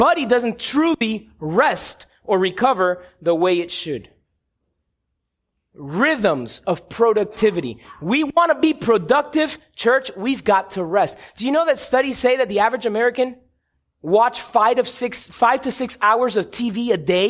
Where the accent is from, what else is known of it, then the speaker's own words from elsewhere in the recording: Cuba; I'm Cuban. I grew up on Cuban coffee in La Huirita at grandma's house